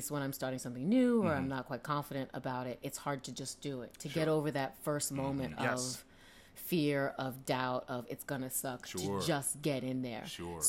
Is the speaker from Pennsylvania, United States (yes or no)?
yes; Philadelphia, Pennsylvania, United States; also born or lived in Atlanta, Georgia; when I was 7, we moved to Philadelphia.